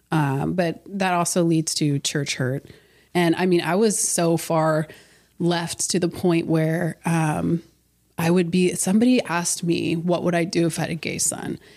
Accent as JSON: {"language": "English", "town": "Herrin", "region": "Illinois", "country": "United States", "tie": "born or raised there", "said": "Um, so I was born in Herrin, Illinois, super tiny town on technically the white side of town."}